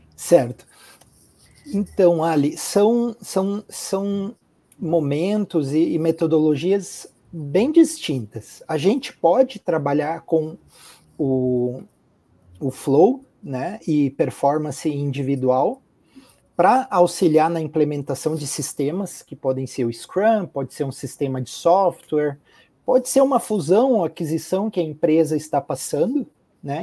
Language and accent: Portuguese; Curitiba, Paraná, Brazil; also born or lived in Italy; Eu sou natural aqui de Curitiba, no Paraná, sou de família italiana, então eu nasci e fui criado em Curitiba